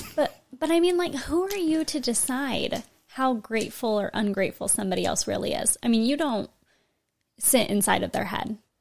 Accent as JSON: {"language": "English", "region": "California", "country": "United States", "tie": "born or raised there"}